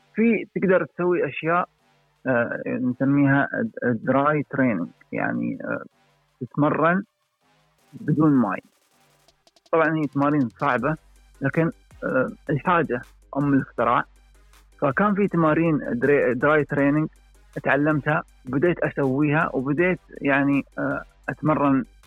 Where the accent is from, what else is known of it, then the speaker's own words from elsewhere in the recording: United Arab Emirates; من United Arab Emirates